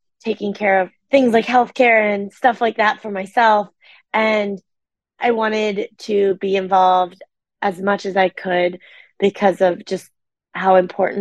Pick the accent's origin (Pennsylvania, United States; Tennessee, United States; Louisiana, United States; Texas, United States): Pennsylvania, United States; I'm from the East Coast. I grew up in Pennsylvania